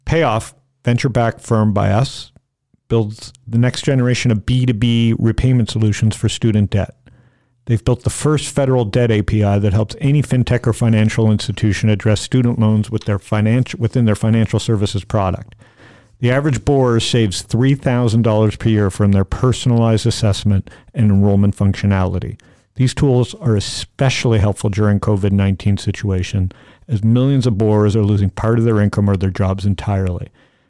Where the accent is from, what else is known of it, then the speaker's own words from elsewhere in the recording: Georgia, United States; I'm from Georgia, so I just found out about it today.